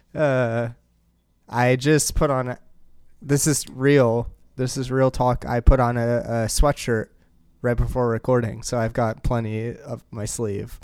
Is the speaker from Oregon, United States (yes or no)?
yes; Portland, Oregon, United States; my hometown team